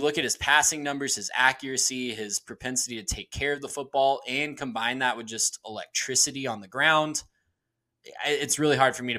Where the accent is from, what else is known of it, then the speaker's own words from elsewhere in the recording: Texas, United States; we had the luxury of growing up in Texas